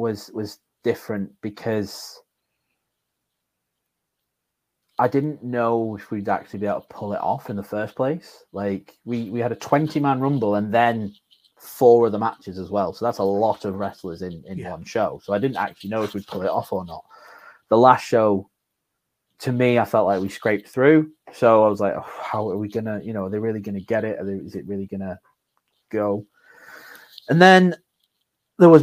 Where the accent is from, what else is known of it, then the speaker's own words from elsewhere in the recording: Morecambe, North West England, United Kingdom; moved away as an adult; I didn't live in Morecambe anymore because I'm from Morecambe.